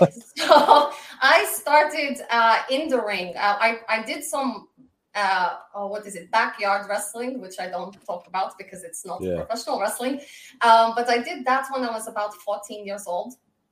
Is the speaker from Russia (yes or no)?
yes; Moscow, Russia; also born or lived in Glasgow, Scotland; I was born in Glasgow, Scotland, but raised in Moscow, Russia. I bring to the ring a Glaswegian attitude with a Russian flair.